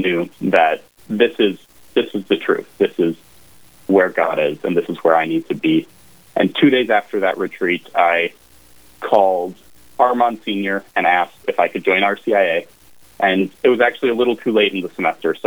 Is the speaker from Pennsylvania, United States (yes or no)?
no; Elk River, Minnesota, United States; moved away as an adult; now in Fargo, United States; I'm originally from Elk River, Minnesota, so about an hour northwest of the Twin Cities